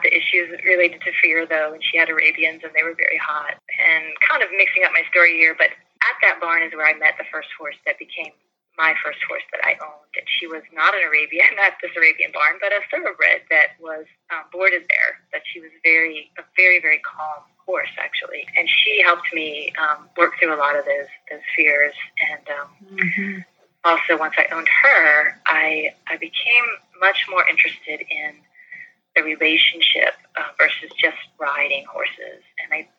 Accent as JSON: {"language": "English", "town": "St. Petersburg", "region": "Florida", "country": "United States", "tie": "born or raised there", "also_born_or_lived": "North Carolina", "moved": "as an adult", "said": "I grew up in mostly in St. Petersburg, Florida"}